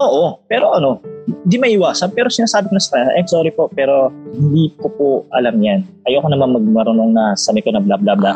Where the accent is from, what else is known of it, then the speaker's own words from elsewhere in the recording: Philippines; as a Filipino